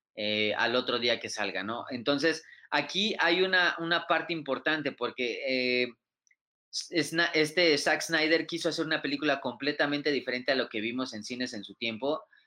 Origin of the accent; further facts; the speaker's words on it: Mexico; somos mexicanos